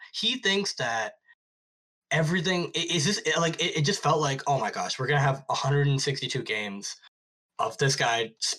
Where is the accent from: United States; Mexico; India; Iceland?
India; When I first got into music, and I say Western music because, you know, I'm Indian, so a lot of the indie music was played earlier to me in my life.